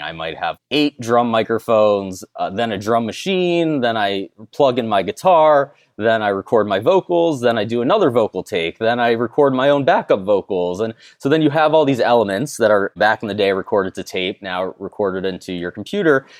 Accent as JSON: {"language": "English", "region": "South Florida", "country": "United States", "tie": "born or raised there", "also_born_or_lived": "Winter Park, Florida", "said": "growing up in South Florida"}